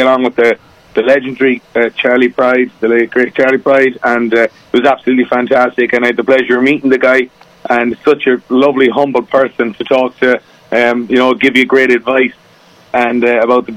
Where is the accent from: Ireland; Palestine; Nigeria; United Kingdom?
Ireland; I'm over from Ireland, as you probably can tell by the accent